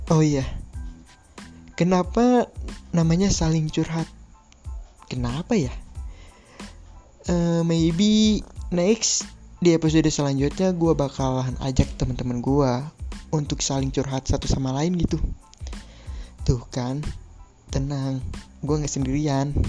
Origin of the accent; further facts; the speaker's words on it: Bekasi, West Java, Indonesia; born there; gue juga lahir di Bekasi usia gue sekarang 20 tahun